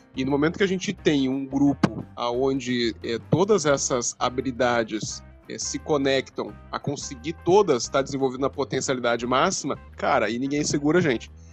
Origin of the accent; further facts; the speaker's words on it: Rio Grande, Rio Grande do Sul, Brazil; Eu nasci em Rio Grande, aqui que é Rio Grande do Sul